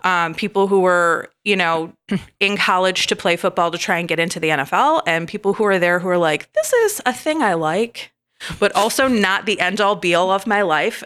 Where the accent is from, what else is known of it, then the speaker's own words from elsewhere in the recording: Michigan, United States; I grew up in Michigan